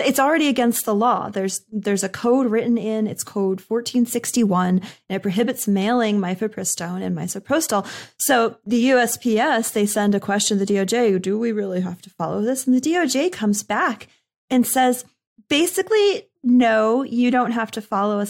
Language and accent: English; Northeast, United States; I'm from the Northeast